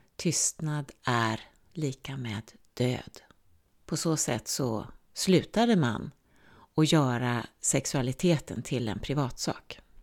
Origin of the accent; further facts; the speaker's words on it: Sweden; jag är svensk